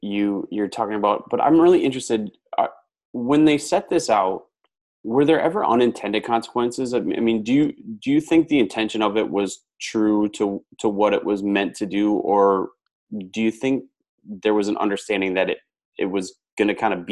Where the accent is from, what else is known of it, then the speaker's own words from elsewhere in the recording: small town Wisconsin, United States; moved away as an adult; also born or lived in Houston; I grew up in Wisconsin, but I grew up in small town Wisconsin